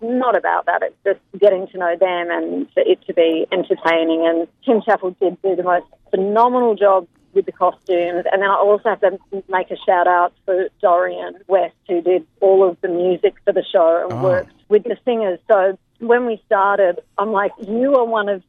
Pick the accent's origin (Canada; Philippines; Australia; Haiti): Australia; Melbourne, Victoria; moved away as an adult; also born or lived in London, United Kingdom; it's my hometown, it's Rod Laver